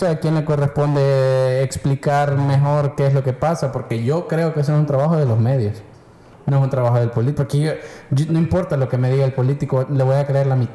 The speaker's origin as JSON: {"language": "Spanish", "country": "Nicaragua", "said": "Yo soy un nicaragüense que un día me pregunté ay, qué pedo con el Mozote?"}